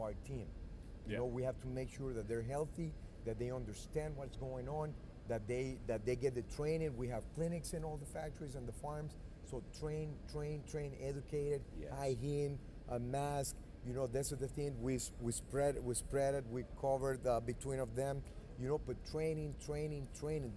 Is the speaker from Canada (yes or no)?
no; Honduras; also born or lived in Nicaragua; I was raised in Honduras, born in Nicaragua